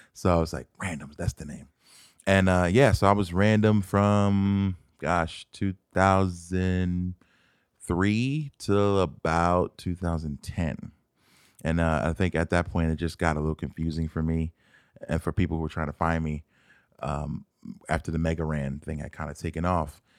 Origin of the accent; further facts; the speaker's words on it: Philadelphia, Pennsylvania, United States; moved away as an adult; now in Arizona, United States; I'm from Philadelphia. Born and raised, not West Philadelphia, but, um, a place called West Oak Lane, which is in the north side of Philadelphia, where I spent all my life until two thousand six.